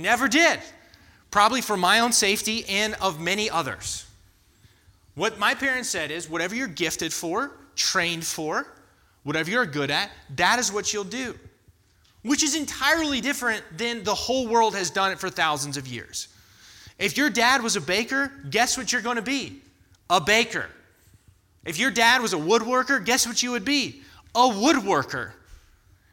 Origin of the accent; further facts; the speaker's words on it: United States; as American Christians